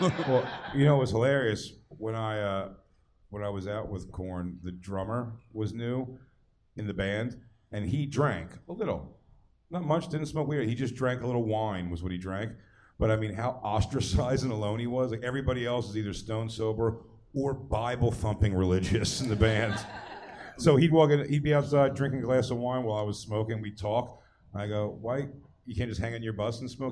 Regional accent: Philadelphia, Pennsylvania, United States

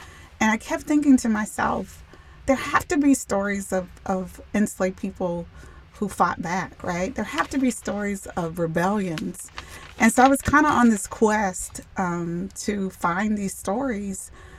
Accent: United States; my own experiences as a Black woman growing up in America?

